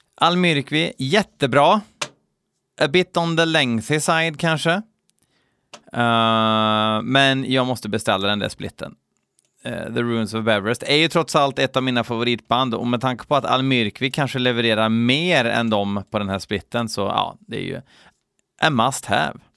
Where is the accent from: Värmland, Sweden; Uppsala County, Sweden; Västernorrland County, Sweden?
Värmland, Sweden; Skoghall; jag är från Skoghall